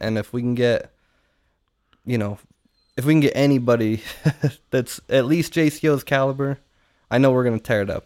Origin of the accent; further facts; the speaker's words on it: Utah, United States; moved away; we're from Utah